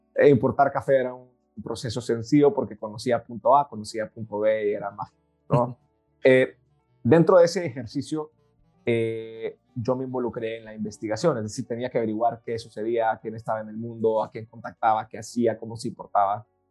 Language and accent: Spanish; El Salvador; moved away as an adult; also born or lived in Madrid, Spain; Pues yo nací en El Salvador, nací en un, país bellísimo, pequeño, pero lindísimo.